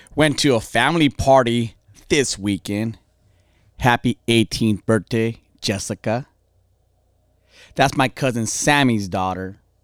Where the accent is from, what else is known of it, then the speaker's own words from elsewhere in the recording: California, United States; I'm from over here, born and raised.